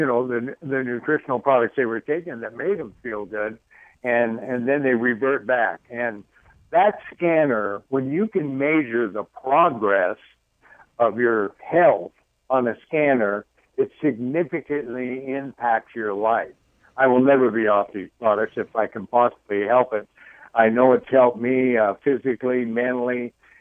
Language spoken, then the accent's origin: English; Idaho, United States; I'm from Idaho